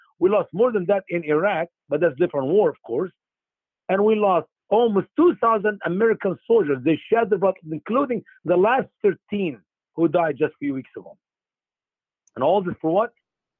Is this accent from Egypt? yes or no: yes; Egypt; now in United States; my home country, Egypt.